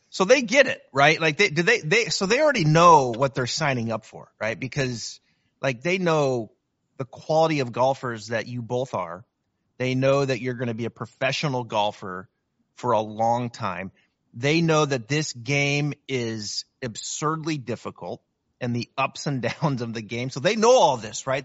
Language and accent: English; Northwest, Pacific Northwest, United States; I'm from Northwest. I'm a I'm a Seattle diehard